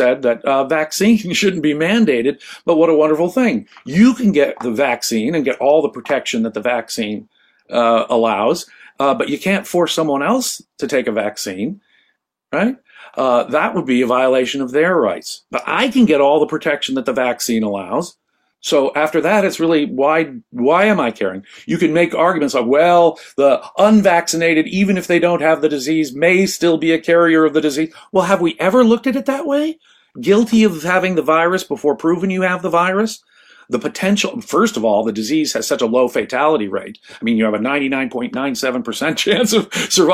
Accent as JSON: {"language": "English", "country": "United States", "said": "as an American already here"}